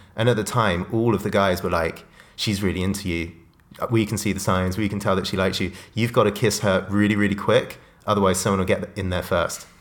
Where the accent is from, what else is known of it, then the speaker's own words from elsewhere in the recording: Oxfordshire, South East England, United Kingdom; growing up in Oxfordshire, the south of England